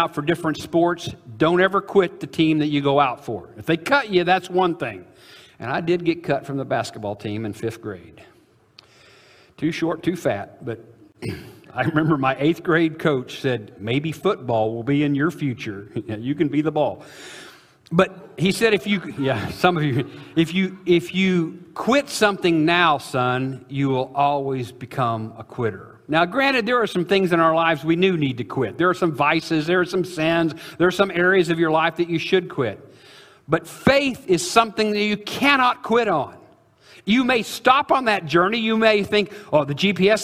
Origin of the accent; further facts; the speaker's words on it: Illinois, United States; I'm from Illinois